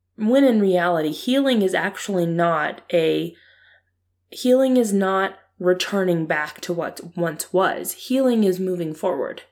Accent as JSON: {"language": "English", "region": "Ohio", "country": "United States", "tie": "born or raised there", "said": "I was born and raised in Ohio"}